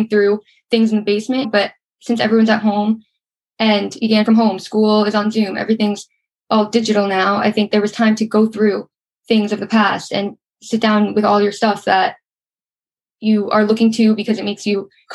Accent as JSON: {"language": "English", "town": "Suffern", "region": "New York", "country": "United States", "tie": "born or raised there", "said": "I grew up in Suffern, New York"}